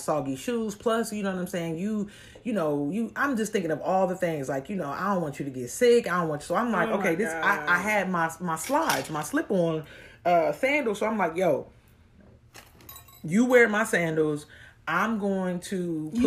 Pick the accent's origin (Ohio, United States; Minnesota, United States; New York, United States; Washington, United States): Ohio, United States; Columbus; I'm from Columbus, Ohio